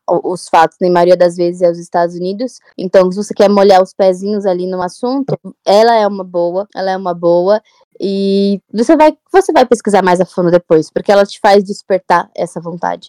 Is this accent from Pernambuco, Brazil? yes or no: no; São Paulo, Brazil; sou de São Paulo, tenho 26 anos